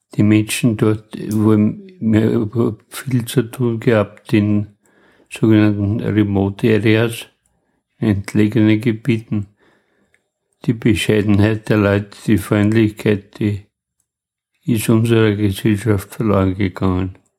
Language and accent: German; Lunz am See, Lower Austria, Austria; ich bin ja gebürtiger Lunzer